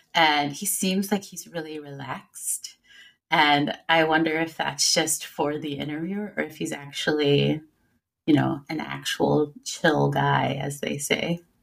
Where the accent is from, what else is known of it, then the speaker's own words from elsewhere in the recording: Illinois, United States; now in Cincinnati, United States; I grew up in Illinois